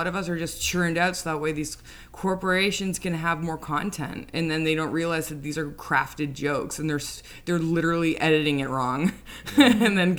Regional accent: Toronto, Ontario, Canada; now in New York, United States

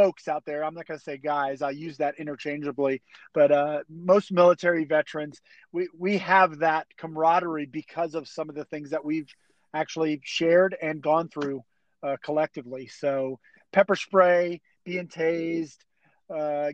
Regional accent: East Coast of Florida, United States; I grew up on the East Coast of Florida

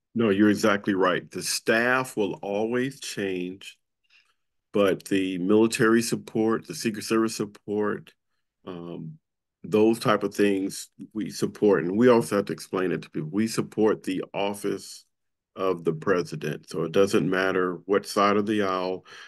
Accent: Compton, California, United States; I grew up in Compton, California

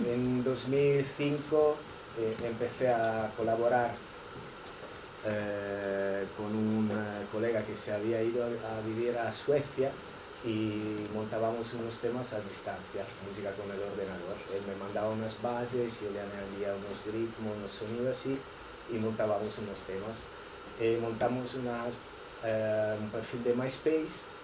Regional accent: Verona, Veneto, Italy; Spanish is a second language; moved away as an adult; now in Barcelona, Spain; eh, vengo de Italia y llevo unos 14 años aquí.

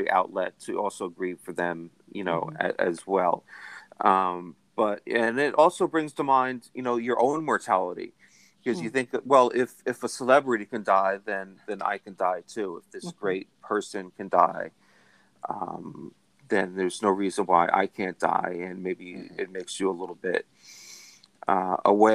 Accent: Carteret, New Jersey, United States; I grew up in Carteret, which is in North Jersey

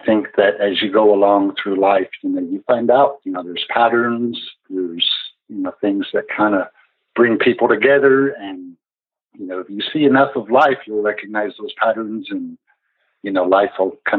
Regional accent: Western Oklahoma, United States; I came from Western Oklahoma. Both my parents, full-blood Cheyenne, raised us up to know and love our people.

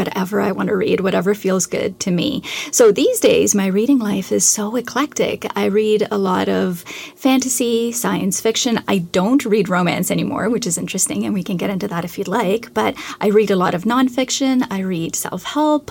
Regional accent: Canada; I'm Canadian, so I had to read a great deal of Canadian literature

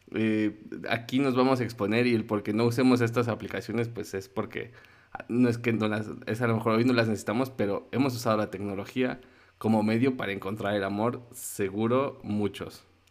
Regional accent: Mexico City, Mexico; como chilango

